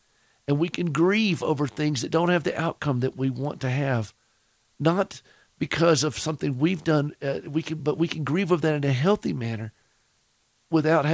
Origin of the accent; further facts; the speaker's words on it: the South, United States; accent: Southern; my Southern accent comes through